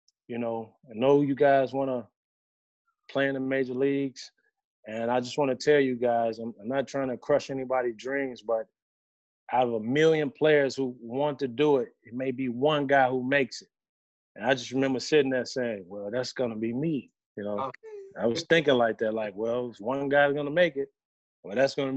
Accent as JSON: {"language": "English", "town": "Chicago", "region": "Illinois", "country": "United States", "tie": "born or raised there"}